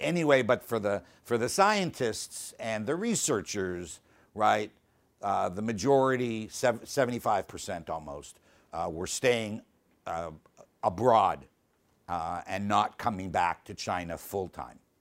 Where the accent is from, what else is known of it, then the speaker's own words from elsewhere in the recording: Canada; I'm Canadian.